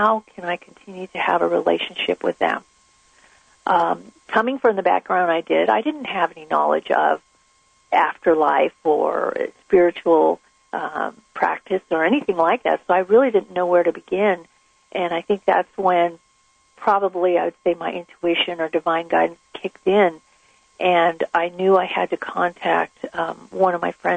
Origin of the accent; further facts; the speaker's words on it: Southern California, United States; I grew up in Southern California